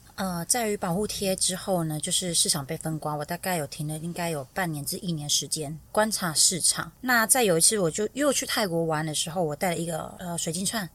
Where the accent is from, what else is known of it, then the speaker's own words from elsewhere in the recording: Tainan, Taiwan; 我是来自于台南，一个非常不温暖的家庭